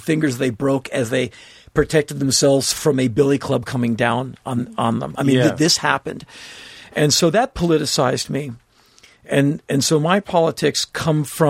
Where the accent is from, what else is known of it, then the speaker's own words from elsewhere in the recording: Washington, District of Columbia, United States; My friends I grew up with in Washington, D.C.